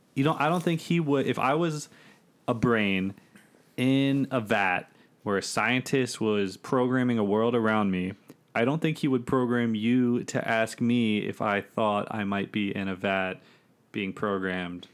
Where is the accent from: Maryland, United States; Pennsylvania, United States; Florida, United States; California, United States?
Maryland, United States; Bowie; I'm from Bowie, Maryland